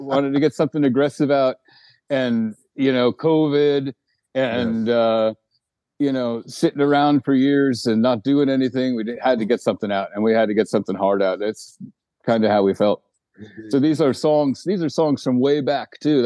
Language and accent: English; Eureka, California, United States; also born or lived in New Jersey; now in Sweden; I grew up actually in Northern California